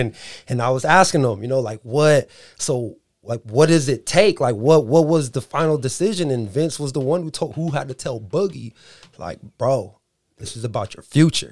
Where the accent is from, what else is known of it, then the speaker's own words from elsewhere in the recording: San Diego, California, United States; moved away as an adult; I'm from San Diego and I moved out here three years ago.